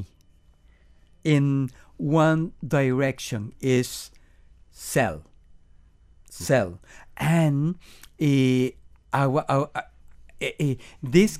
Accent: Venezuela; English is a second language; moved away as an adult; now in Miami, United States; We are from Venezuela, okay. And we learn and grow in Venezuela in the musical scene.

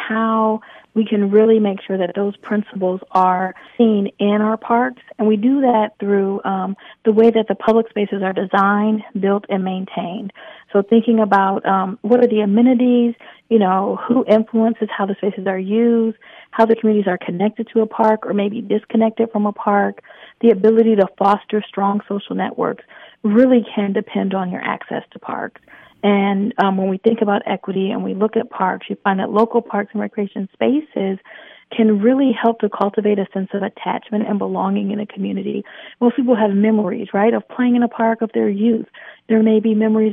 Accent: Michigan, United States; now in Atlanta, United States; I grew up in Michigan

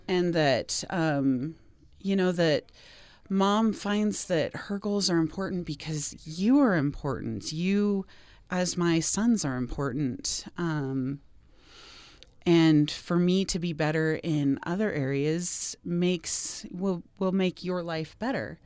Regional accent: Seattle, Washington, United States; also born or lived in Portland, Oregon / Boston, Massachusetts / Denver, Colorado / Pittsburgh, Pennsylvania; now in Utah, United States; I grew up in the Seattle area

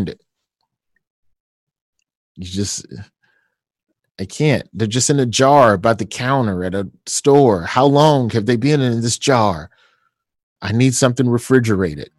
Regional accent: the South, United States; me being a Southerner, I'm biscuits and gravy

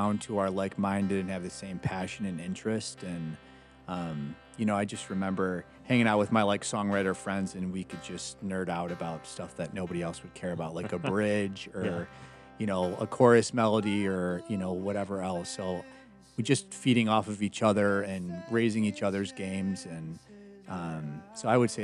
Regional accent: Rockford, Illinois, United States; moved away as an adult; also born or lived in Nashville, Tennessee; I was born and raised in Rockford, Illinois

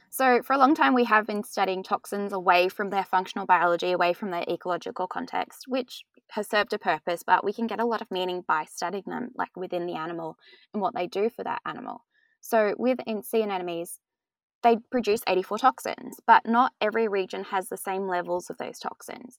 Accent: Australia; Growing up in Australia

